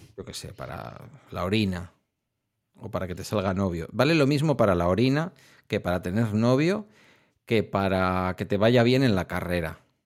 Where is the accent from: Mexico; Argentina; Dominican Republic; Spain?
Spain; town on the Ibaizabal river, near Bilbao, Basque Country; el Ibaizábal es el río que pasa por mi pueblo